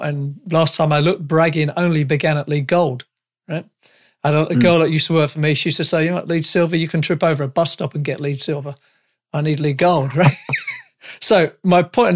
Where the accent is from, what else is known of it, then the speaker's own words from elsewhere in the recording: United Kingdom; now in Canada; I'm a Brit